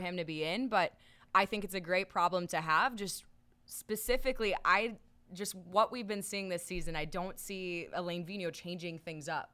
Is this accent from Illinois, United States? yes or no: no; Minnesota, United States; I grew up in Minnesota